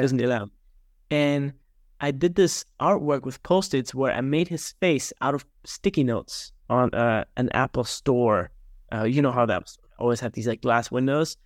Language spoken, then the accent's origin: English; small town outside of Regensburg, Bavaria, Germany; now in Naples, Florida, United States; born and raised in Germany, grew up in a small town outside of Regensburg, which is about a hundred miles north of Munich